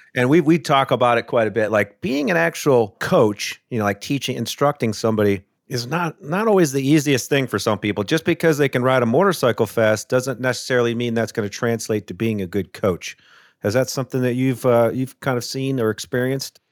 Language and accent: English; Midwest, United States; I grew up in the Midwest